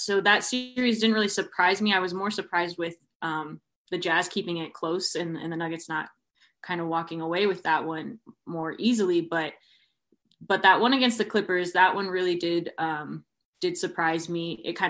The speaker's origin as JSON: {"language": "English", "town": "San Diego", "region": "California", "country": "United States", "moved": "yes", "lives_now": "Colorado, United States", "said": "because I'm from San Diego originally and then kind of moved to Colorado"}